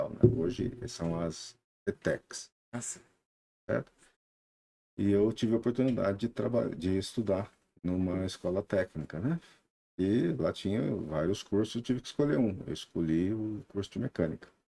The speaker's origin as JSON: {"language": "Portuguese", "town": "Franca", "region": "São Paulo", "country": "Brazil", "also_born_or_lived": "Uberlândia", "moved": "as an adult", "lives_now": "Sertãozinho, Brazil", "said": "Eu sou de Franca, né?"}